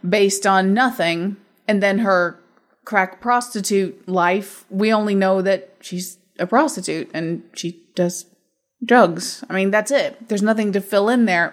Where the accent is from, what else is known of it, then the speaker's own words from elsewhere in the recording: Midwest, United States; in my life growing up in the Midwest